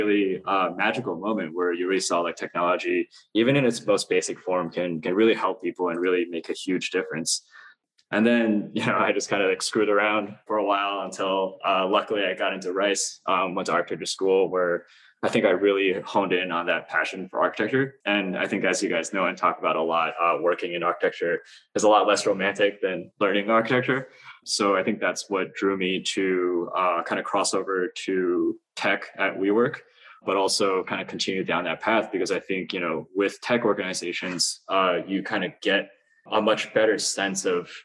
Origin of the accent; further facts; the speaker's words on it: China; moved away; also born or lived in Queens, New York, United States; my uncle was an architect when I was growing up in China